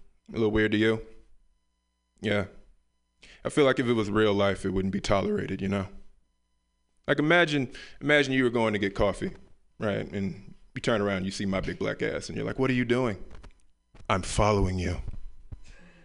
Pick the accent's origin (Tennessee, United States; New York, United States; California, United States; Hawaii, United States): Tennessee, United States; Memphis; moved away; I'm from the South, Memphis, Tennessee